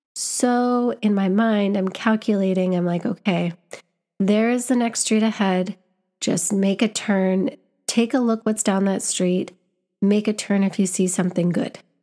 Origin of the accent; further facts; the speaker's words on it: Canada; moved away as an adult; now in London, United Kingdom; I was back home in my home country